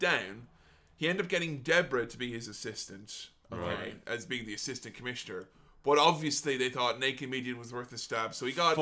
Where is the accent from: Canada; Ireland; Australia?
Ireland; growing up in Ireland at the time